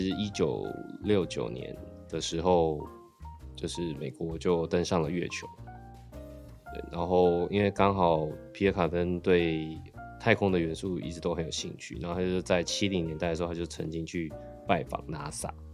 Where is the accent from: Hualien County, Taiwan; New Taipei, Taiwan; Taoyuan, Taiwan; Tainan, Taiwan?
New Taipei, Taiwan; Sanxia; 因为我是八，一九八零年代出生的。那个时候就是其实，因为我小时候是住在比较乡下，我住，小时候住在三峡